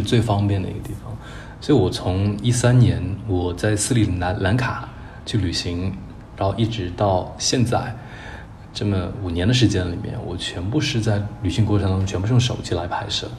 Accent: Chengdu, Sichuan, China; 我小时候在，在那个川大的老校区里面长大

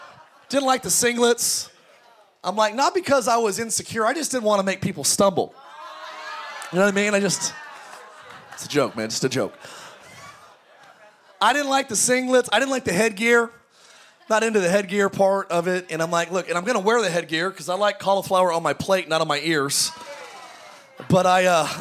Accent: Antelope Valley, California, United States; I grew up in the Antelope Valley, the home of … and Paul George.

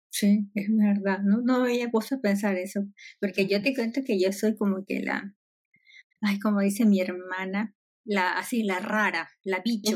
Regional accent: Peru; moved away; yo soy de Perú

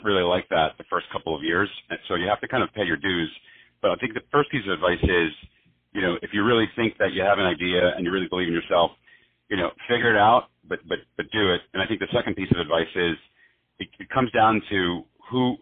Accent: New Jersey, United States; also born or lived in Barcelona / South America; I grew up in New Jersey, about in a town about 6 miles away from New York City.

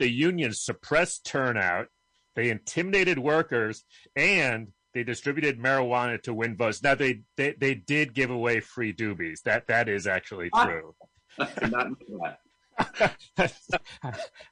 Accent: Rochester, New York, United States; my hometown of Rochester

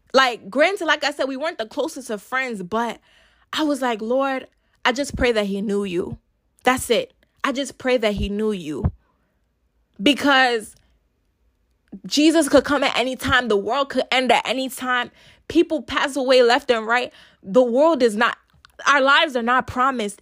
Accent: Nigeria; I'm a Nigerian girl

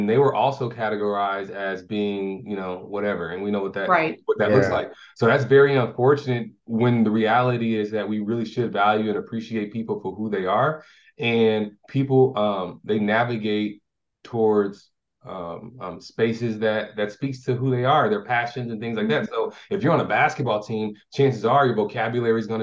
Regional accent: Portland, Oregon, United States; moved away as an adult; also born or lived in California / Alaska; now in Temecula, United States; growing up in Oregon

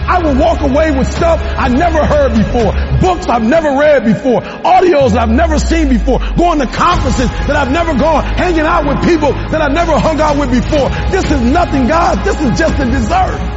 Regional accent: Detroit, Michigan, United States; I'm from Detroit, homeless.

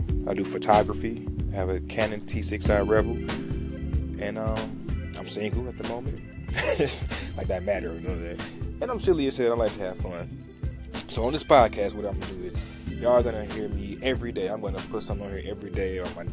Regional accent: Detroit, Michigan, United States; I'm from Detroit, East Side born, West Side raised.

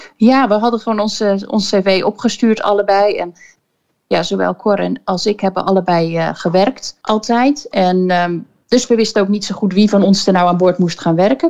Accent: Koudekerke, Zeeland, Netherlands; moved away as an adult; Ik, eh, ben opgegroeid in, eh, in Koudekerken op Walcheren

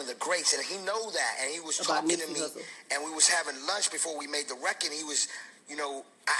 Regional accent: United States; Because I'm American, but I'm Palestinian. I'm a Palestinian American. I'm Arabic.

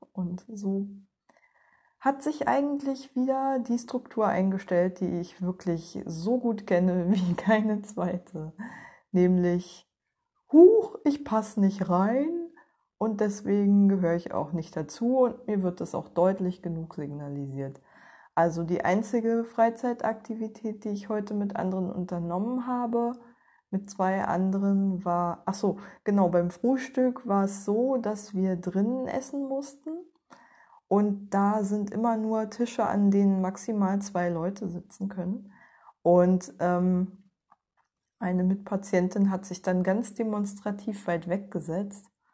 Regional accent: East Germany, Germany; Ich bin Ostdeutsche und nach der Wende sozialisiert worden

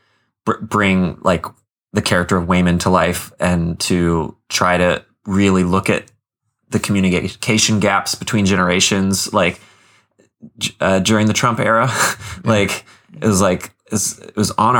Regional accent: the South, United States; I'm from the South

